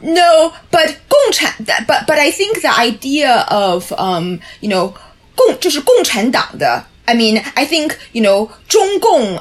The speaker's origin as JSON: {"language": "English", "country": "China", "tie": "born or raised there", "moved": "yes", "lives_now": "United States", "said": "my mainlander background, as the two of you know, I was born in China"}